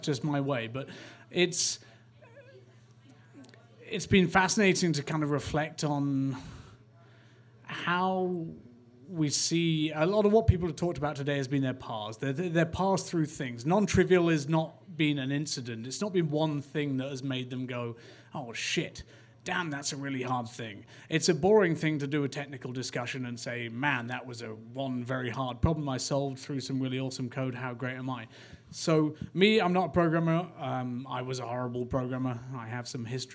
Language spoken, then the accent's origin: English; England, United Kingdom; I'm English